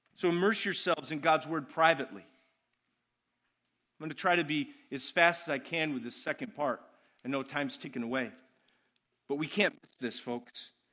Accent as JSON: {"language": "English", "country": "United States"}